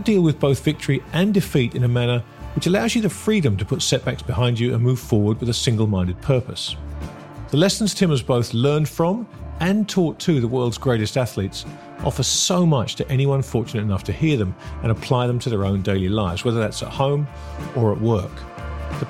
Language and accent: English; England, United Kingdom; I'm an Englishman with the stiff upper lip problem